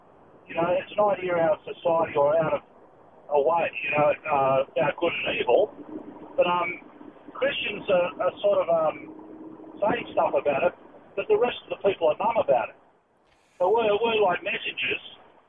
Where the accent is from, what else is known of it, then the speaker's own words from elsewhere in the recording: Sydney, New South Wales, Australia; I'm from Sydney.